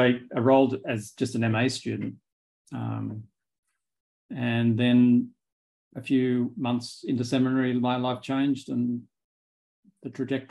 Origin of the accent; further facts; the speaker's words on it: Sydney, New South Wales, Australia; moved away as an adult; now in New York, United States; because I came from Australia to go to seminary in 2011. Mm. And I've been here ever since.